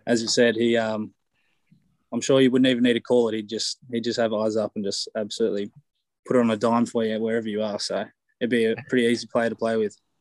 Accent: Canberra, Australian Capital Territory, Australia; moved away as an adult; now in Galway, Ireland; I came to get away from Aussies

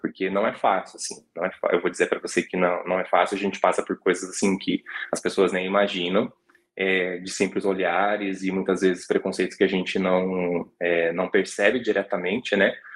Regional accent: Colombo, Paraná, Brazil; now in Curitiba, Brazil; nasci em Curitiba e fui criado a maior parte da minha vida em Colombo, né, que é na região metropolitana uhum. de Curitiba

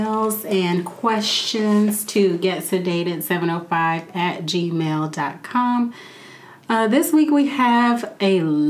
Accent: Gary, Indiana, United States; I grew up in Gary, Indiana, so it's 99.9% black

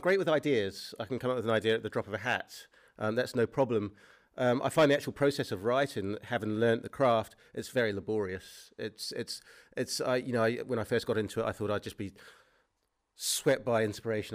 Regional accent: New Zealand; moved away; I grew up in, um, New Zealand

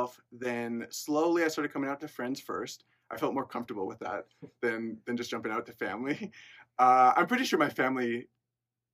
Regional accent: Lindon, Utah, United States; also born or lived in Peru; I'm from Linden, Utah, really close by. I've lived there my whole life

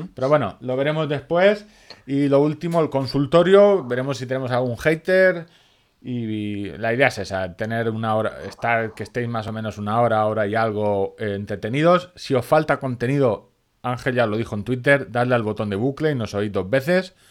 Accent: Orihuela, Valencian Community, Spain; en mi pueblo, en Orihuela, cerca de Murcia

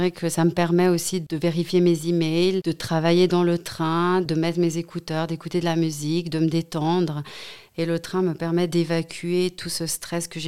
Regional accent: Saint-Maurice, Valais, Switzerland; also born or lived in Vaud / Geneva / Zurich; moi aussi j'ai grandi à Saint-Maurice, j'ai fait mes études à Sierre, à l'HEG.

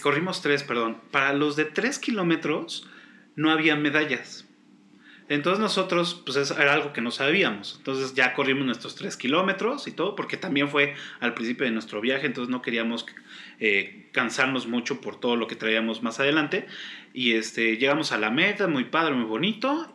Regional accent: Mexico; soy orgullosamente mexicano

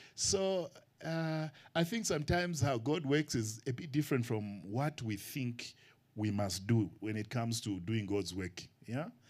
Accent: Kenya; moved away as an adult; now in Zambia; Kenya is my first home and then Zambia my second. I'm a missionary from Kenya to Zambia

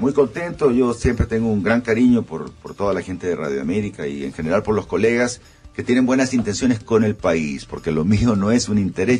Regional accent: Honduras; soy un hondureño

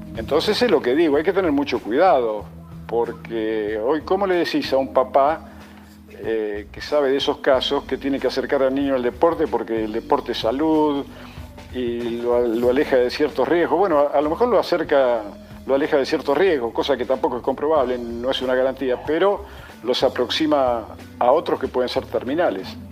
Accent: Argentina; yo no soy argentino porque elegí nacer aquí

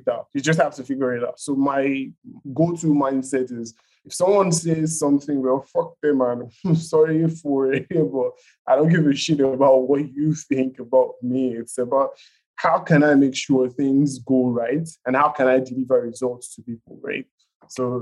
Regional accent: Nigeria; being a Nigerian

